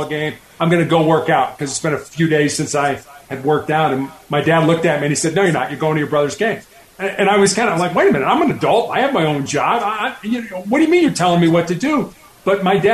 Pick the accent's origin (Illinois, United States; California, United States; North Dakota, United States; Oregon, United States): Illinois, United States; Chicago; moved away; also born or lived in Charleston, South Carolina; I was born and raised in Chicago